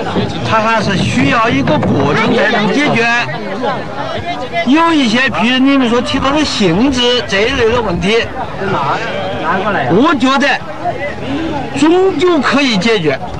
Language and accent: Chinese; Taiwan; 按这个，我给同学们讲几句话。我们来自台湾了啊。